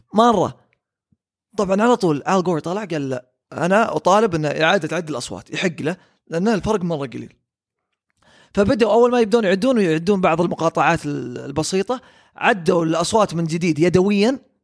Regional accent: Saudi Arabia; عندنا في السعوديه

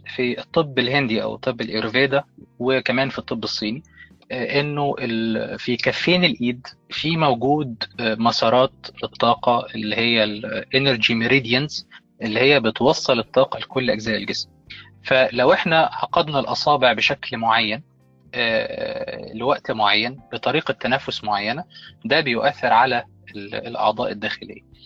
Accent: Egypt; انا كمصري

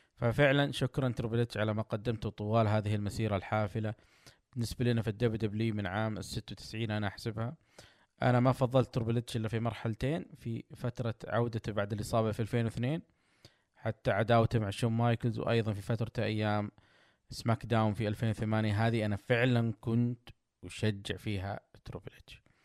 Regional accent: Saudi Arabia

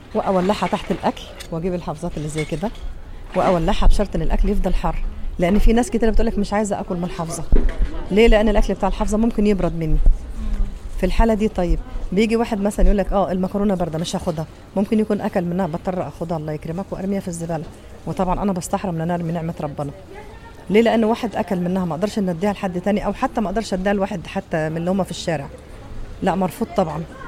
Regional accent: Egypt; now in Saudi Arabia; انا مصريه

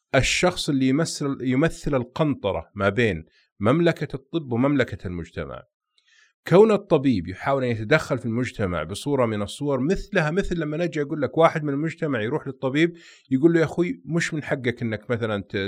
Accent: Saudi Arabia; احنا كسعوديين

